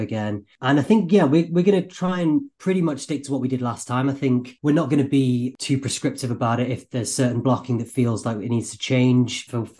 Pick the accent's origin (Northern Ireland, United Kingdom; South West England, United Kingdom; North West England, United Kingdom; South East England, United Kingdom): North West England, United Kingdom; Manchester; moved away as an adult; also born or lived in London; I'm from Manchester. There are theatres in Manchester, but we were on the suburbs